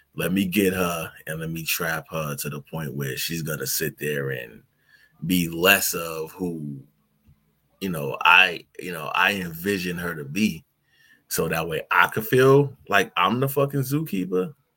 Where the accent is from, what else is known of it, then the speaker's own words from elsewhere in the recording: New York City, New York, United States; I'm from New York City